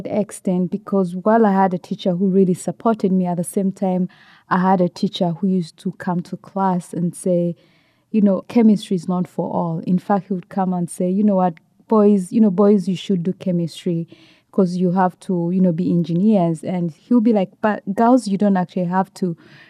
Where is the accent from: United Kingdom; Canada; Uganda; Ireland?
Uganda; Kampala, Central Region; I live in Uganda and I grew up in Kampala.